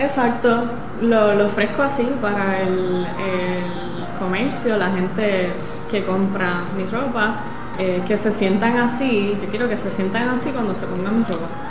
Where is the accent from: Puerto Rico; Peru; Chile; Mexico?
Puerto Rico; moved away as an adult; also born or lived in New York / Italy; Yo estando fuera de Puerto Rico, ahí comienza como que esa nostalgia de eh, estar lejos del mar, el mar donde yo nací